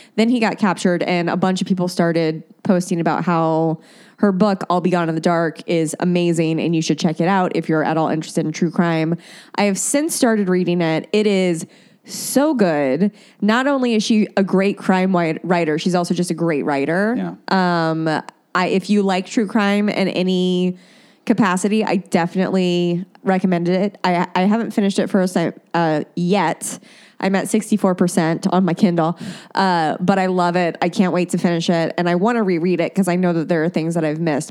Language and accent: English; Indiana, United States; moved away; a radio show that oh. was in my hometown called Bob and Tom